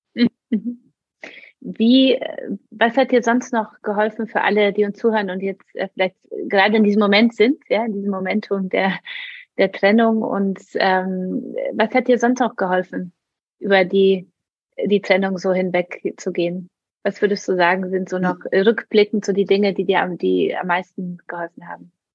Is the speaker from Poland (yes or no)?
yes; Poland; moved away; bin aus Polen katholisch